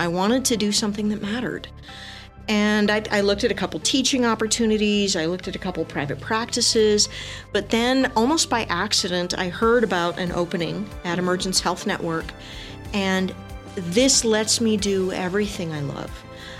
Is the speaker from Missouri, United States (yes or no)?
no; El Paso, Texas, United States; So I grew up in El Paso, went to high school here, left this area, went to college, came back, did my master's right up the road at New Mexico State University.